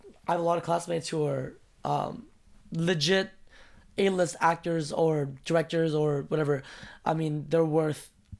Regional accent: United States; now in Beijing, China; I'm an American.

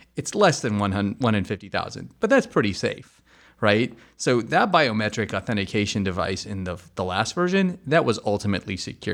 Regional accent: United States; being the American that I am

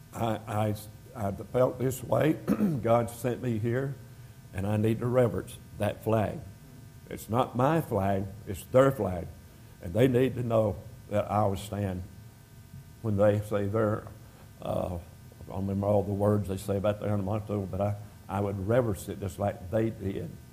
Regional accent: United States; moved away as an adult; also born or lived in North Carolina / Jamaica / Georgia; I was born in America

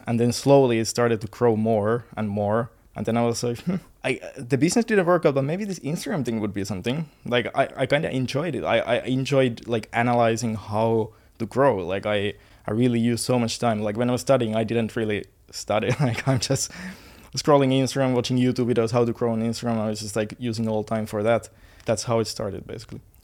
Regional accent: Finland; moved away as an adult; now in Bali, Indonesia; I'm from Finland. I I used to study in, like, university for engineering, and, uh, I used to play football. I used to live the normal life in Finland.

